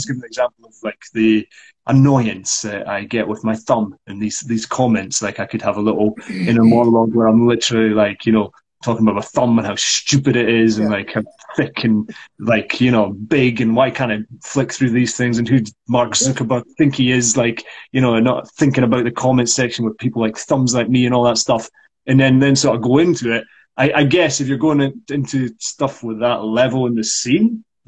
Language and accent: English; Scotland, United Kingdom; accent: Scots; my Scots accent